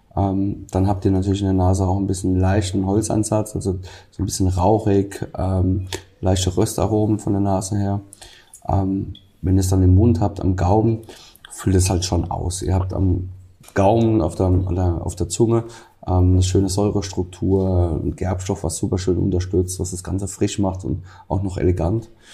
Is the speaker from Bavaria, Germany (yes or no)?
no; Rhineland-Palatinate, Germany